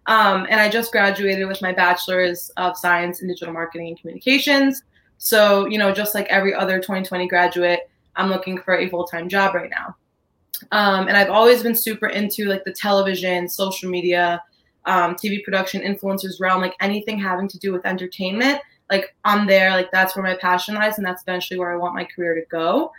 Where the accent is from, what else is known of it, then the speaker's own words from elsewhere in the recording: Millburn, New Jersey, United States; I'm from Milburn, so like we're always there.